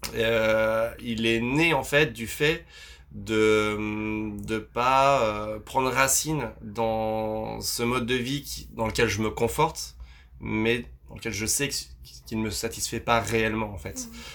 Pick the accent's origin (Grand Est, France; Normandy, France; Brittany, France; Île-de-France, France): Grand Est, France; Vosges; je, suis, né dans les Vosges, enfin, je suis originaire des Vosges